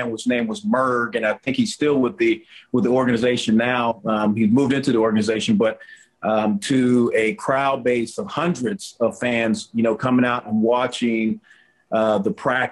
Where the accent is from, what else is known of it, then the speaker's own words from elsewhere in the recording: Arizona, United States; moved away as an adult; also born or lived in St. Louis / Charlotte; now in Charlotte area, United States; I'm from Arizona. We had talked about moving back to Arizona at another point